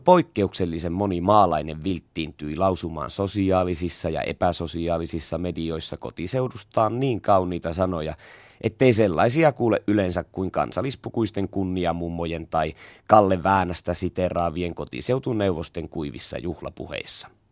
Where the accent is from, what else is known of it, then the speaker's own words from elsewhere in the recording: Savo, Finland; Semmosta se tahtoo meillä päin olla